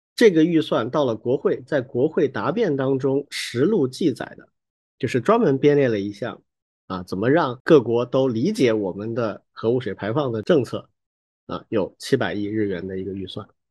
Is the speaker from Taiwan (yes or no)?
no; China; 我们中国人